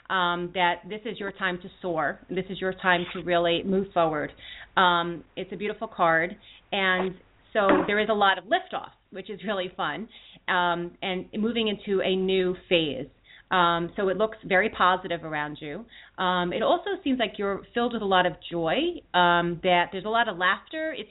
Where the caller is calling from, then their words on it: Philadelphia, Pennsylvania, United States; I'm calling from Philadelphia, PA.